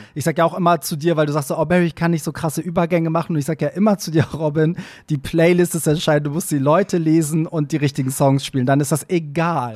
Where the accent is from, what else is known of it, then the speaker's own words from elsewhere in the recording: Hamburg, Germany; also born or lived in Iran; Hamburg ist halt immer auch für mich am anstrengendsten, weil das halt meine Heimatstadt ist